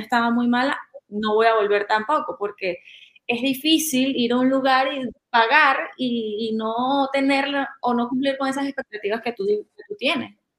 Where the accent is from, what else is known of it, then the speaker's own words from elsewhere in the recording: Venezuela; moved away; soy venezolana y he vivido mucho tiempo